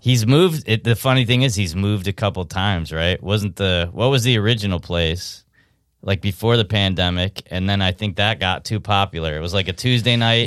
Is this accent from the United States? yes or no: yes; upstate New York, United States; I'm from upstate New York.